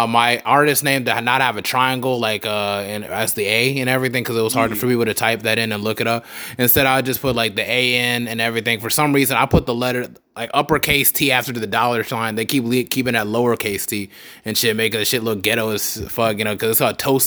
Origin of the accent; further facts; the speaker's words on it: Charlotte, North Carolina, United States; I'm from Charlotte, so it's like, and I'm Eastside Charlotte